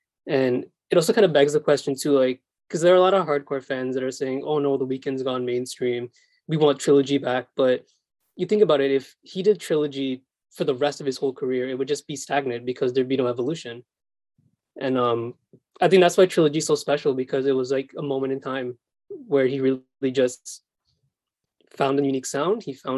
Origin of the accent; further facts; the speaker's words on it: Canada; As a Canadian